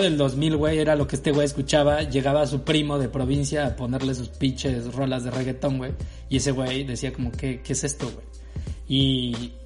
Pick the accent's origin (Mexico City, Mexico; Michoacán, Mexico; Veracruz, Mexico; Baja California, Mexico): Veracruz, Mexico; moved away; also born or lived in Guadalajara; yo venía de Guadalajara, güey. Yo llegué de Guadalajara a Veracruz